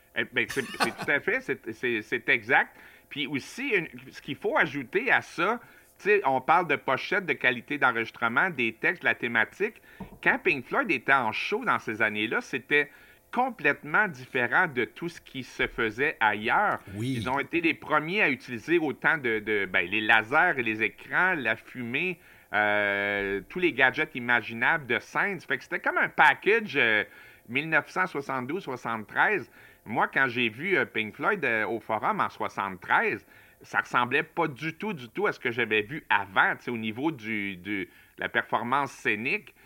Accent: Montreal, Quebec, Canada; moved away as an adult; now in Matane, Canada; j'ai habité presque toute ma vie euh, à Montréal, sauf que depuis deux ans et demi, j'habite à Matane

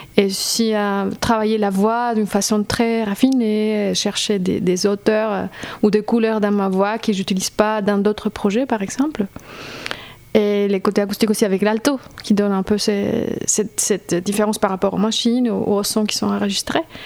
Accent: Colombia; French is a second language; moved away as an adult; now in Strasbourg, France; je viens de Colombie, je fais mes études à Strasbourg

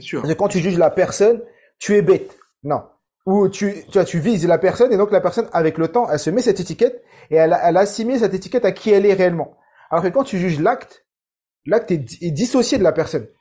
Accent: Saint-Ouen, Île-de-France, France; j'ai grandi à Saint-Ouen dans 93

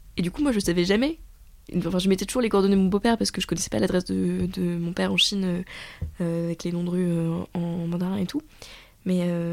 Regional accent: Paris, Île-de-France, France; moved away as an adult; now in Lyon, France; moi je suis née à Paris, que j'ai grandi à Paris

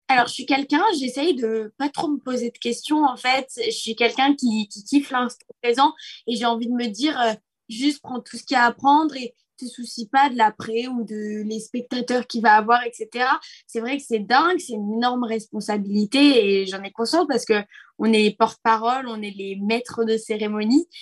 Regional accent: Nice, Provence-Alpes-Côte d'Azur, France; je suis de Nice

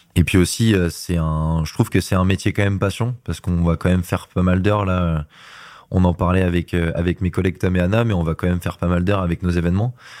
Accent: Laval, Pays de la Loire, France; now in Nantes, France; je suis natif de Laval

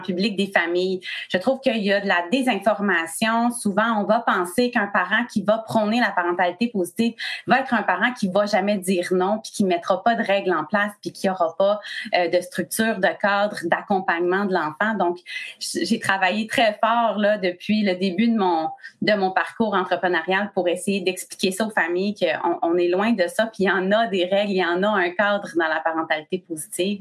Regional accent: Quebec, Canada; je suis du Québec

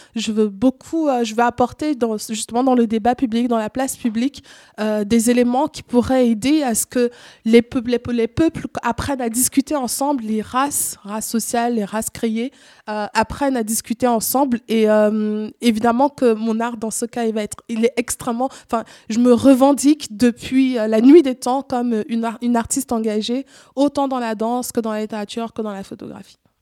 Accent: Cameroon; now in Switzerland; j'ai grandi au Cameroun, j'ai vécu une grande partie de ma vie au Cameroun

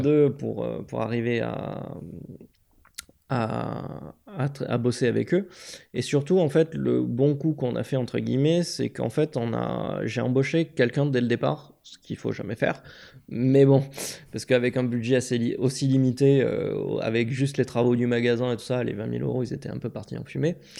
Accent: Aix-en-Provence, Provence-Alpes-Côte d'Azur, France; moved away as an adult; also born or lived in Grenoble; je suis originaire d'Aix-en-Provence

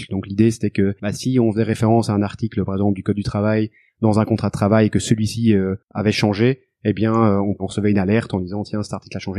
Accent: Brussels, Belgium; accent: Belgian

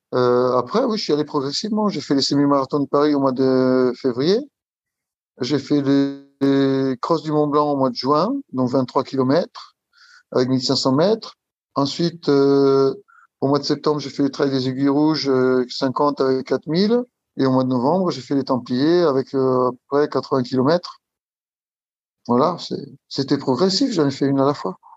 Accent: Italy; moved away as an adult; now in Île-de-France, France; j'habite en Île-de-France, je suis italien. Arrivé en France, euh, ça fait 20 ans, 22 euh, ans que je suis en France

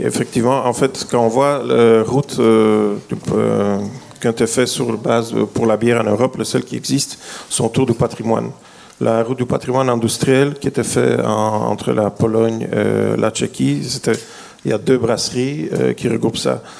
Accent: Belgium

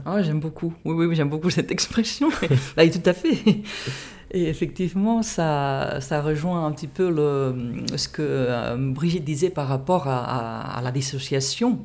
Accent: Catalonia, Spain; French is a second language; moved away as an adult; also born or lived in United States / England; now in France; je me suis formée dans mon pays d'origine, en, Catalogne, en Espagne

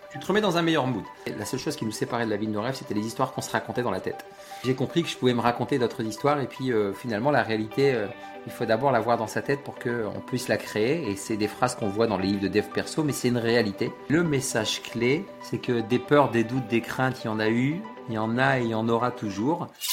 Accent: Loos-en-Gohelle, Hauts-de-France, France; J'habite à, à Los à côté de Lens, dans le Pas-de-Calais. Je suis un ch'timi, je suis un boyau rouge, je suis né là-bas

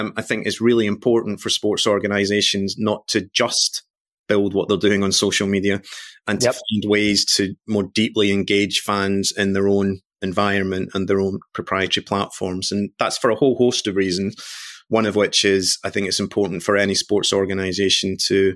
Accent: Glasgow, Scotland, United Kingdom; I am Scottish born and bred, coming from Glasgow

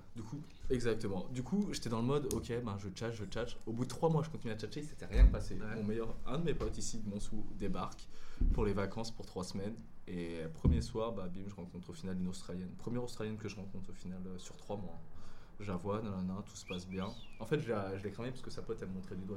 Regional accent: France; accent: French; moved away; je suis français, j'ai le, j'ai le putain d'accent français

